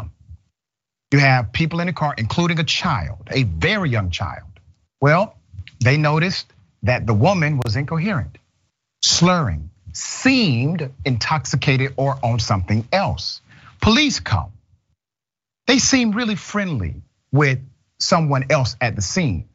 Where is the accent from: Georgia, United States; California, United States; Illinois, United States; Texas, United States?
Georgia, United States; Decatur; I'm from Glenwood Road, Decatur, Georgia